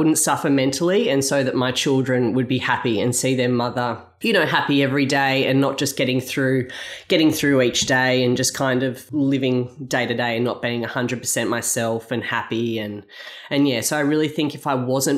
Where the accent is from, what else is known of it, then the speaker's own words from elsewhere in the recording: Byron Bay, New South Wales, Australia; moved away as an adult; also born or lived in Gold Coast; now in Miami, Australia; I grew up in Byron Bay